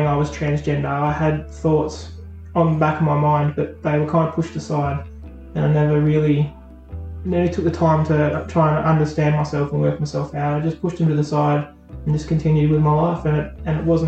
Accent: Burnie, Tasmania, Australia; also born or lived in Wynyard; I grew up in Burnie. As a child, younger, I lived in Burnie

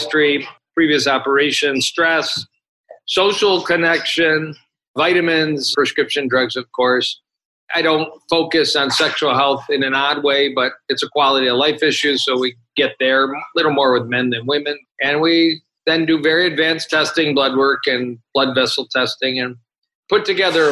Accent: Detroit, Michigan, United States; I am from Detroit and trained at the University of Michigan

